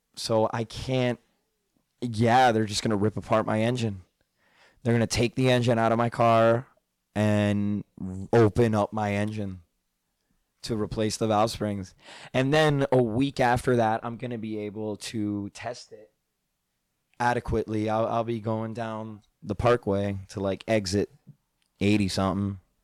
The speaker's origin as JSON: {"language": "English", "region": "New Jersey", "country": "United States", "tie": "born or raised there", "said": "Growing up in North Jersey"}